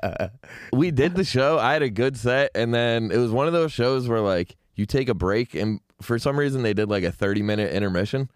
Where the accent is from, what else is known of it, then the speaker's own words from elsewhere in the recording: Syracuse, New York, United States; growing up in Syracuse